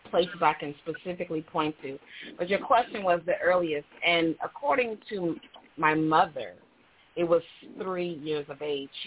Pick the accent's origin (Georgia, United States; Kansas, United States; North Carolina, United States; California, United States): Georgia, United States; I'm from Georgia